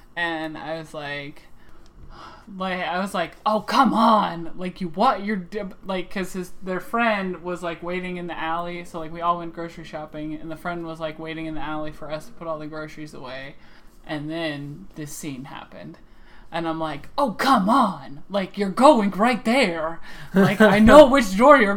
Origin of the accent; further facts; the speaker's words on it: Midwest, United States; accent: Midwestern; my Midwestern accent